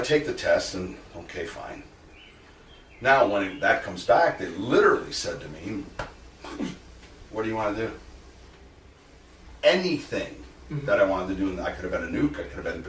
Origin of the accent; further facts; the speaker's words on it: Selkirk, New York, United States; moved away as an adult; also born or lived in North Dakota; In Selkirk. So I went to Ravina, Queen